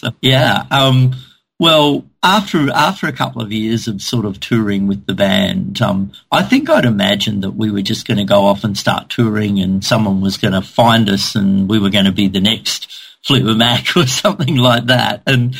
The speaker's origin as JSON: {"language": "English", "town": "Cairns", "region": "Queensland", "country": "Australia", "tie": "born or raised there", "said": "I'd moved back to my hometown of Cairns in the north of Australia"}